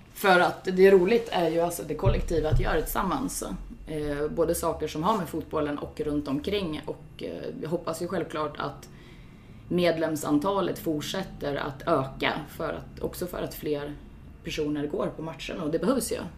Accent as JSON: {"language": "Swedish", "town": "Sundsvall", "region": "Västernorrland County", "country": "Sweden", "tie": "born or raised there", "also_born_or_lived": "Gothenburg", "moved": "as an adult", "said": "jag är ju född här i Sundsvall Eh, och har bott i Göteborg, flyttat tillbaks hit för två år sedan. Eh, har gått på GIF-matcher eh, sedan jag var 12 år"}